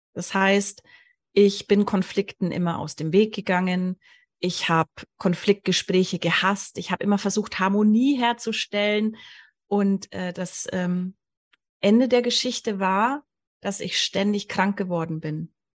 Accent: Allgäu, Bavaria, Germany; ich wurde im Allgäu geboren

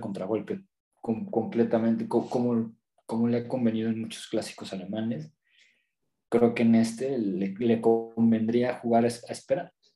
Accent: Mexico

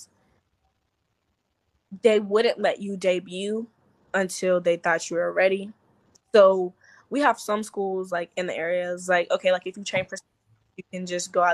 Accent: South Carolina, United States; moved away as an adult; now in Georgia, United States; South Carolina, which is my hometown

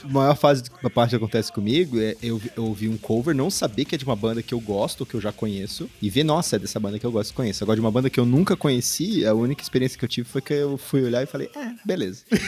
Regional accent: Brazil; nós somos brasileiros

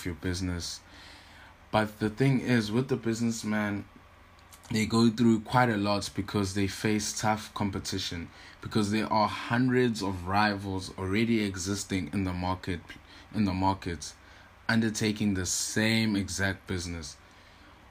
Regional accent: Durban, KwaZulu-Natal, South Africa; I am from Durban, KwaZulu-Natal

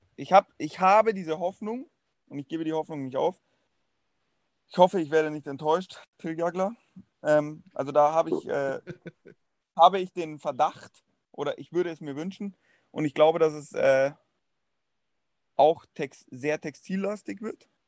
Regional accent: Munich, Bavaria, Germany; Sage ich jetzt auch als Münchner

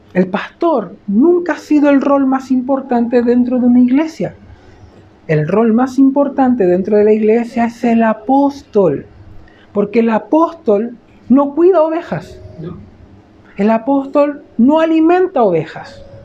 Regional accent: Chile; cómo somos los chilenos

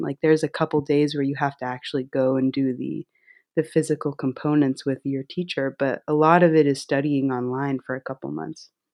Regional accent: Las Vegas, Nevada, United States; now in New York City, United States; I was born and raised, uh, in Las Vegas, Nevada.

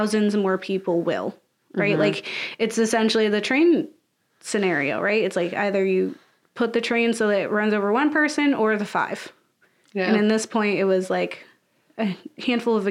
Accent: United States; being an American

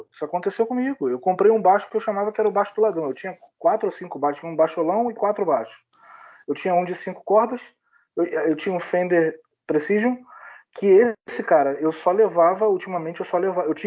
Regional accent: Rio de Janeiro, Brazil; now in Italy; em janeiro vai fazer dois anos que eu saí do Rio, né? Primeiro eu fui para o interior de São Paulo, para a cidade da minha mulher, e, e hoje a gente mora aqui na Itália.

